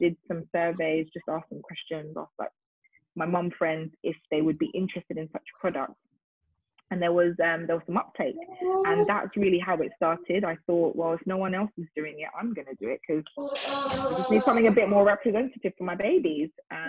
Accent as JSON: {"language": "English", "country": "Nigeria", "said": "Like I said, I'm Nigerian, so we do things like, you know, naming ceremonies, baby dedication, all that stuff."}